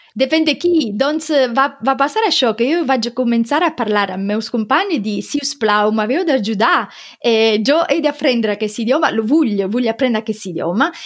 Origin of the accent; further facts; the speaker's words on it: Sicily, Italy; Catalan is a second language; moved away as an adult; also born or lived in Rome, Italy / Barcelona, Spain; now in Germany; soc de Sicília, però estava vivint a Roma